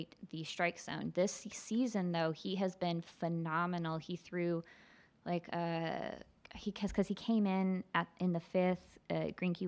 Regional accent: Texas, United States; I'm from Texas

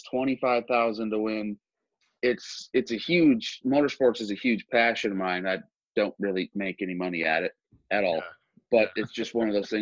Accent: Montana, United States; I'm from like way west then. I'm from Montana.

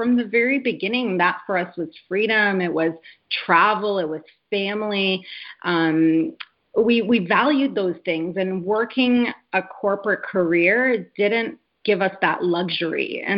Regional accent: Canada; also born or lived in Poland; I come from an immigrant family. I was born in Poland. We moved to Canada when I was 6 years old, my brother and I.

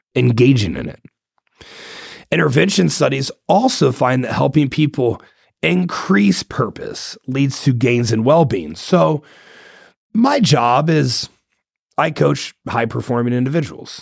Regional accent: Ohio, United States; I'm from Ohio. I'm a Buckeye, born and raised

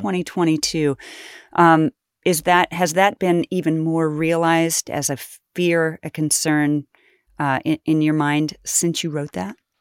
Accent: Kansas, United States; I grew up poor in Kansas

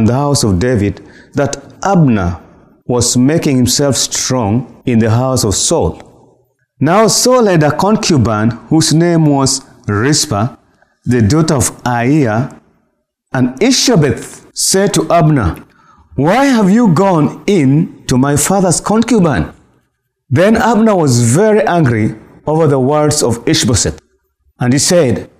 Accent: Nairobi, Kenya; I'm coming from Nairobi, Kenya

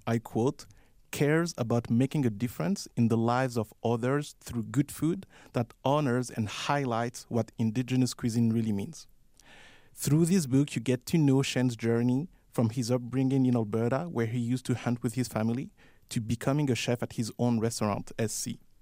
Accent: Paris, Île-de-France, France; moved away as an adult; now in Calgary, Canada; I was born and raised in Paris, and when I moved here

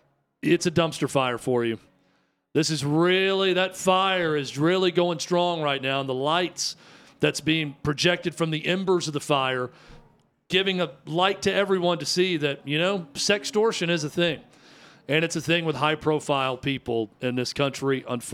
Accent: United States; I am American through and through, and Fiat does not sound American to me.

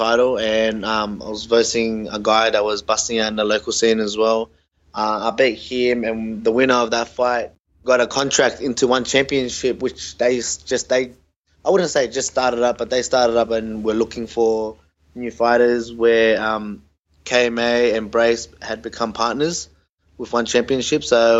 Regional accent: Australia; I was born in Australia, so we're all my other siblings, being my brother and my older sister and younger sister. But growing up in Australia, look, we grew up the Aussie way, you know. We were Aussie kids.

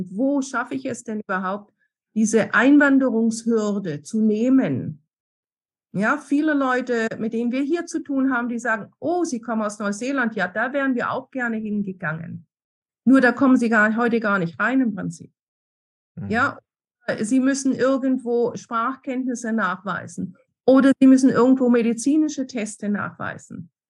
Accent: Stuttgart, Baden-Württemberg, Germany; now in Chile; Äh, ich komme aus Stuttgart, wo die Firma Bosch ist.

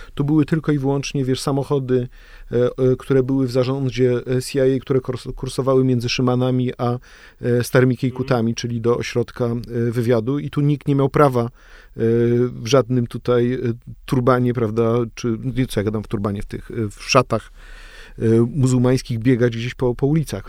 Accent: Gryfice, West Pomeranian Voivodeship, Poland; moved away; ja pochodzę z Gryfic

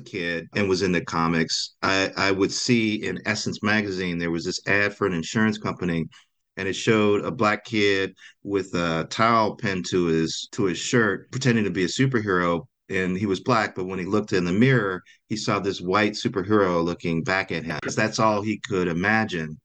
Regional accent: Gary, Indiana, United States; I grew up in Gary, Indiana

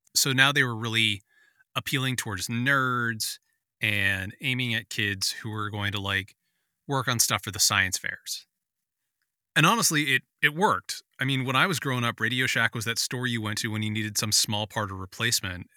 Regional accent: San Francisco, California, United States; I grew up in San Francisco in the eighties

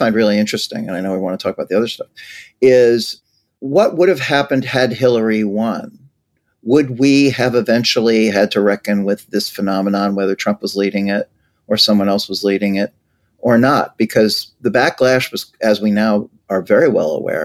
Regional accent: New York City, New York, United States; I grew up in Brighton Beach, Brooklyn

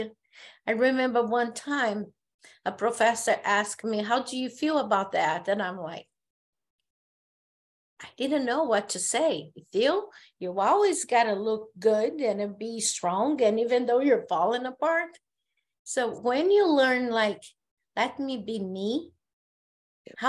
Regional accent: Brazil; first language Portuguese; English is a second language; moved away as an adult; I live here

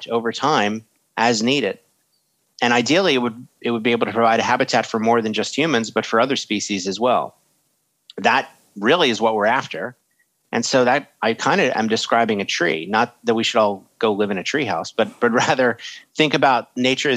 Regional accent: United States; I'm American.

